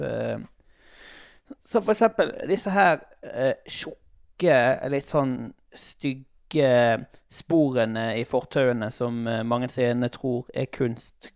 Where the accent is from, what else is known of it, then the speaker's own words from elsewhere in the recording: Sotra, Vestland, Norway; der jeg er ifra, på Sotra